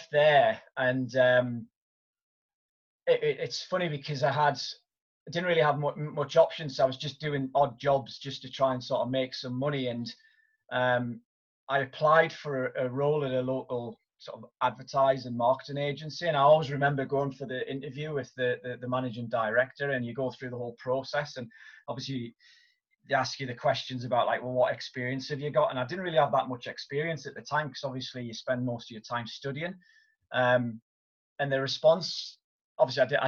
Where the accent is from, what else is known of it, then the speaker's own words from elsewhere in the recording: Newcastle upon Tyne, North East England, United Kingdom; I'm originally from Newcastle upon Tyne in the northeast of England, and I went to my local school